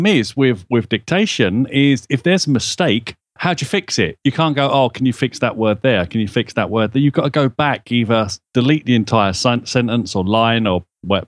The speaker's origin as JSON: {"language": "English", "region": "London", "country": "United Kingdom", "accent": "Cockney", "said": "I'm a Cockney, I drop my H's everywhere."}